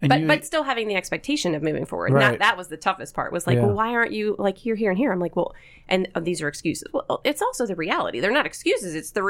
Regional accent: Pittsburgh, Pennsylvania, United States; also born or lived in Binghamton, New York; So I was born in Binghamton. My dad's job took them there. I have an older sister, and the four of us moved back to Pittsburgh, where both my parents were born and raised. We moved back when I was only 3 and a half, so I don't remember anything of New York.

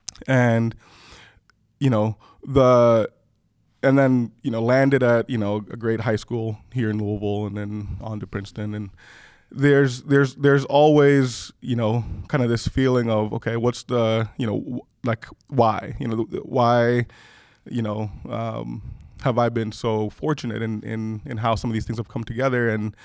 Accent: Kenya; also born or lived in Rwanda; now in United States; I was born in Rwanda. {S0} Yeah. {S1} My parents were both from Rwanda. Grew up in part in Kenya. We left Rwanda during the conflict.

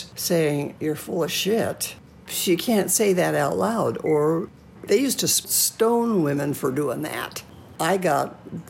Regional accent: Washington, United States; also born or lived in West Coast; Probably Washington State, coastal Washington State.

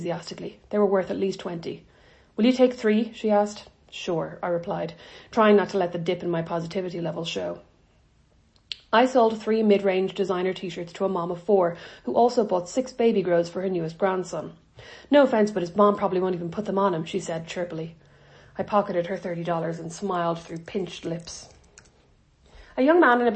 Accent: Ireland; moved away; I'm Irish

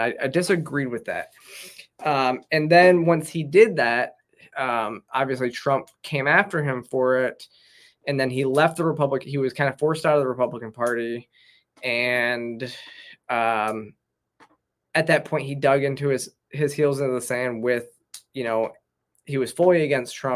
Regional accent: Michigan, United States; moved away; I grew up in Michigan

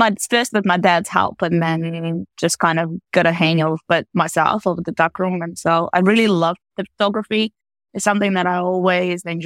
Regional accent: Latvia; moved away as an adult; now in Auckland, New Zealand; So I was born in Latvia in the 80s. So it's actually, yeah, so I spent quite a long time in Latvia. So actually 20 years growing up there.

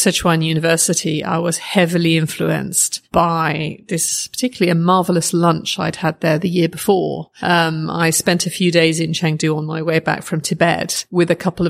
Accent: Oxford, South East England, United Kingdom; I grew up in Oxford, uh-huh. which is an academic city.

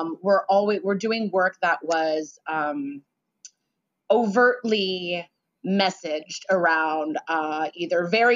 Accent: San Francisco, California, United States; growing up in San Francisco

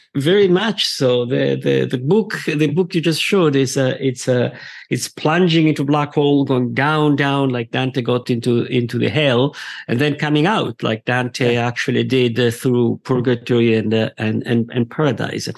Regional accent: Verona, Veneto, Italy; I'm Italian. Yeah. I was born in Verona.

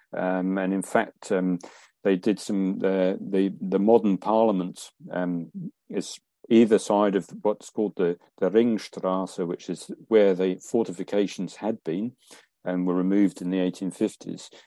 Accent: England, United Kingdom; in England, we didn't have those largely, and our towns could spread out

